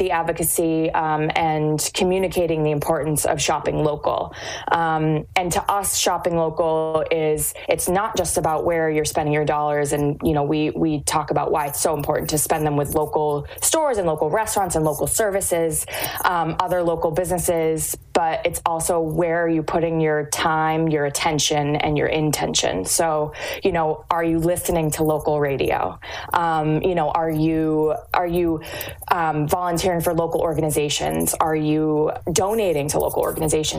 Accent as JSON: {"language": "English", "town": "Falmouth", "region": "Massachusetts", "country": "United States", "tie": "born or raised there", "said": "I grew up in Falmouth, and I was gone for about 10 years and came back to the Cape."}